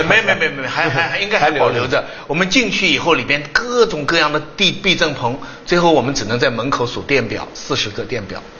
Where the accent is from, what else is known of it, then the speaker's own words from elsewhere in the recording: China; 我们中国人